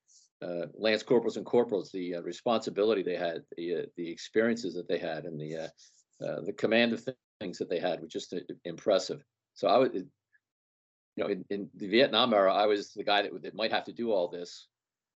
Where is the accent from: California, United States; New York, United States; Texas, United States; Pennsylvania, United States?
Pennsylvania, United States; Philadelphia; I'm from the Philadelphia area